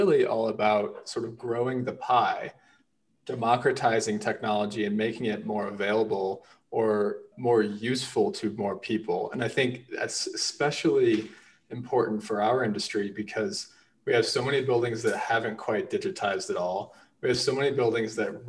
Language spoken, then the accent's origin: English; St. Louis, Missouri, United States; I'm from St. Louis